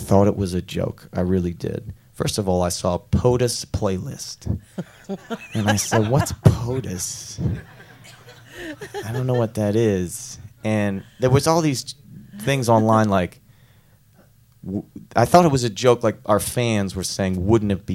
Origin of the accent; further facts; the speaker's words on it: Philadelphia, Pennsylvania, United States; We're from Philadelphia